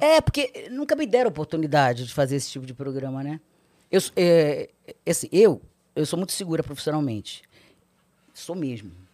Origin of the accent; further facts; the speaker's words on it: Rio de Janeiro, Brazil; Nasci no Rio, sou carioca, é, seis irmãs mulheres, sou caçula. Meus pais cearenses moravam no Rio